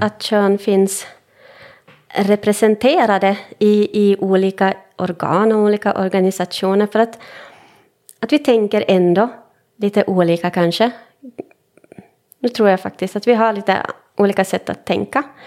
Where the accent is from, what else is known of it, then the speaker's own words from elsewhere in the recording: Finland; first language Swedish; jag är stolt finlandssvensk